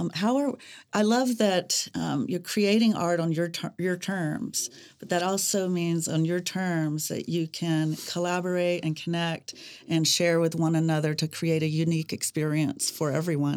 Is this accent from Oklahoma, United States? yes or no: yes; Mustang, Oklahoma, United States; born or raised there